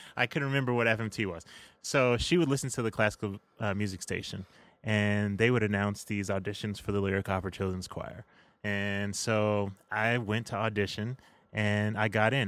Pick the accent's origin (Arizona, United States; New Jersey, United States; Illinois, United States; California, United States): Illinois, United States; Chicago; I am from Hyde Park, Chi-Town, all the way through